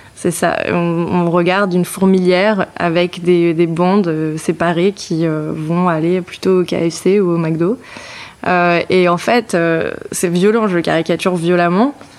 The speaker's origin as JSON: {"language": "French", "region": "Brittany", "country": "France", "moved": "yes", "said": "je suis bretonne"}